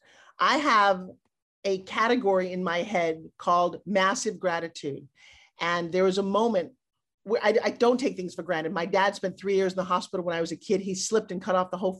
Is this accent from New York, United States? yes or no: yes; New York, United States; I'm from New York